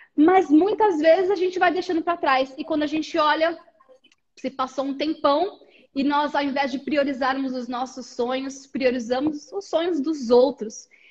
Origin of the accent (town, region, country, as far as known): Brazil